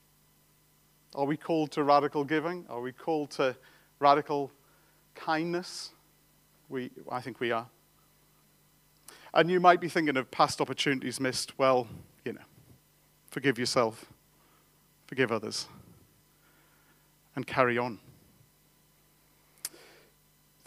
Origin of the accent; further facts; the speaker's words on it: England, United Kingdom; I'm an Englishman